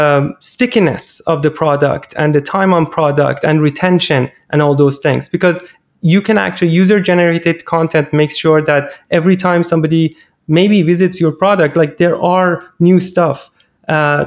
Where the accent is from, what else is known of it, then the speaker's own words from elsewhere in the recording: Iran; English is a second language; moved away; I'm originally Iranian, and most of these things that I'm talking about are in my native language